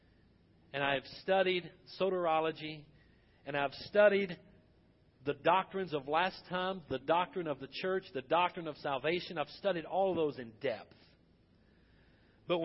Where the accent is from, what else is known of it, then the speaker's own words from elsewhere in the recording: United States; I am thankful that I am an American citizen. I am thankful that I am a Baptist preacher in America.